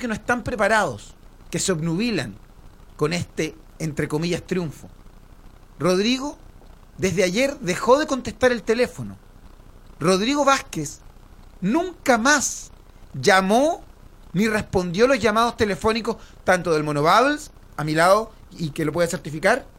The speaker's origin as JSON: {"language": "Spanish", "country": "Chile", "said": "como chilenos"}